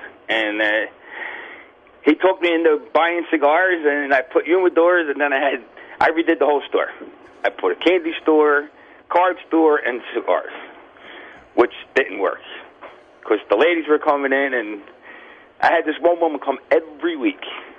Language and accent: English; Florida, United States; I grew up in the South Florida tiny market.